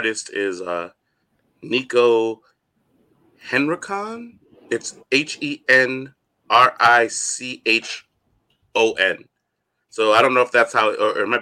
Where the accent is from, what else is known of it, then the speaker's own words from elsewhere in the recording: United States; as an American